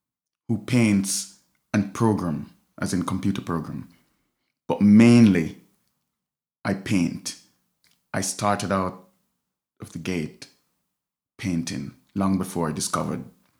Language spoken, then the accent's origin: English; Saint James Parish, Jamaica; moved away as an adult; also born or lived in Scotland; now in Galway, Ireland; So I was born in St. James Parish.